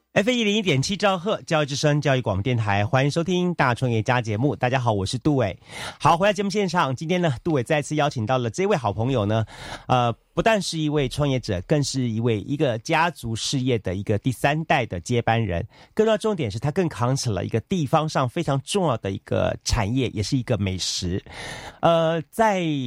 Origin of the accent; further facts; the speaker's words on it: Taiwan; 我们台湾这边